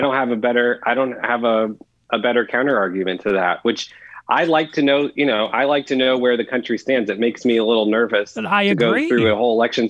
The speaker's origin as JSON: {"language": "English", "region": "Arizona", "country": "United States", "tie": "born or raised there", "said": "if I grew up in Arizona, I think of it as a red state."}